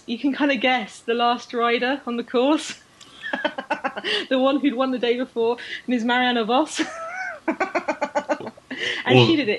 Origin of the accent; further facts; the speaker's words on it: Australia; which I admit, as an Australian, that's probably just what you, you know, put on your jumpers for.